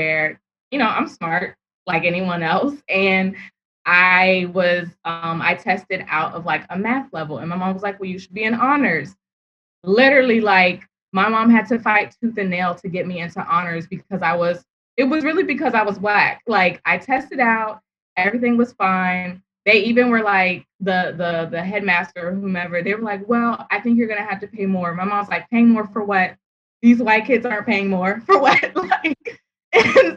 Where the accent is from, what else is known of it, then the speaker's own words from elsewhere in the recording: Prince George's County, Maryland, United States; growing up in Prince George's County, Maryland, the predominantly Black county in America